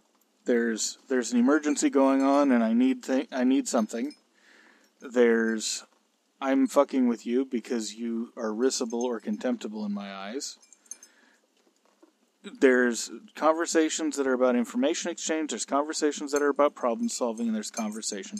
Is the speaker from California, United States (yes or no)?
yes; California, United States; I'm a Californian